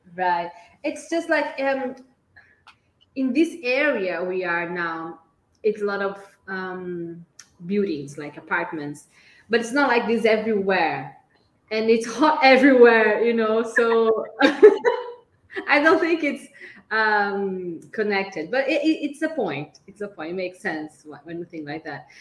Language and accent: English; Brazil; first language Portuguese; English is a second language; We are both Brazilians